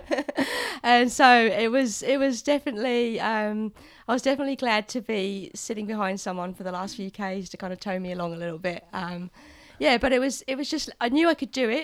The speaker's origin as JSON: {"language": "English", "town": "Tauranga", "region": "Bay of Plenty", "country": "New Zealand", "said": "I'm from Tauranga in the North Island"}